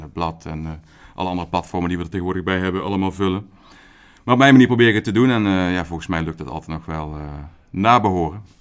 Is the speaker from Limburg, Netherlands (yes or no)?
yes; Horst aan de Maas, Limburg, Netherlands; ik kom uit Limburg, Noord-Limburg ben ik geboren.